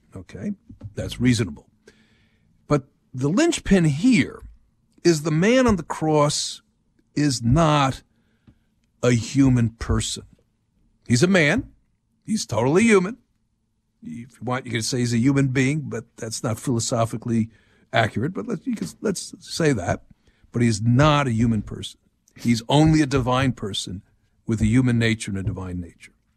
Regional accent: New Jersey, United States; moved away; I'm from New Jersey

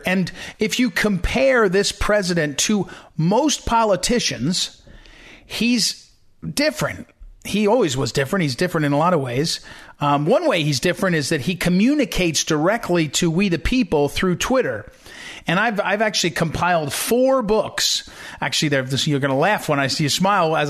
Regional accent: western New Jersey, United States; moved away as an adult; also born or lived in Missouri; now in Northern Virginia, United States; I grew up in a little town in western New Jersey

